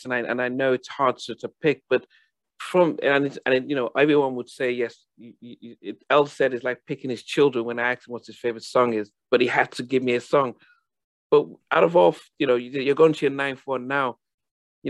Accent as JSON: {"language": "English", "country": "Nigeria", "tie": "born or raised there", "also_born_or_lived": "England", "said": "I was born in England, but I went to high school in Nigeria"}